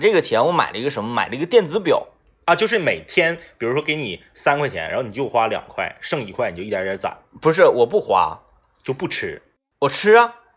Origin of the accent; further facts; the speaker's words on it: Northeast China, China; accent: Northeastern dialect; 用咱们东北话讲